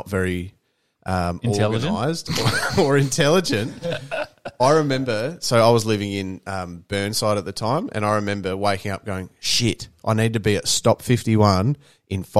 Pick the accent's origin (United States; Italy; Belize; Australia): Australia; Beachport, South Australia; when I grew up in Beachport